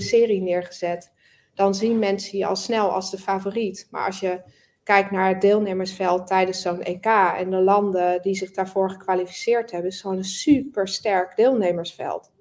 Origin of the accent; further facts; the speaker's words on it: Netherlands; we zijn natuurlijk sowieso als Nederlanders vrij direct.